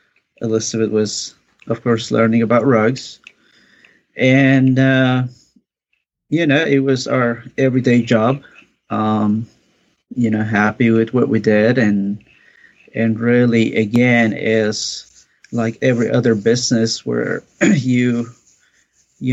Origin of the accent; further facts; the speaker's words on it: Mexico; moved away; I'm originally from Mexico. My father was a builder. So I grew up helping him, doing all that kind of work